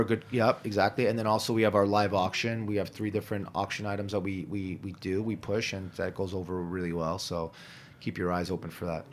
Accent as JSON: {"language": "English", "region": "New York", "country": "United States", "tie": "born or raised there", "said": "I grew up in Hell's Kitchen"}